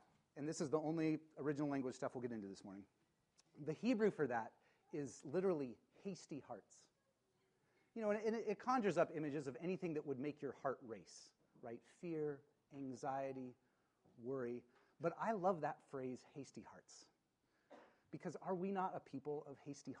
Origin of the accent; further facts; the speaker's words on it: Spokane, Washington, United States; I grew up in Spokane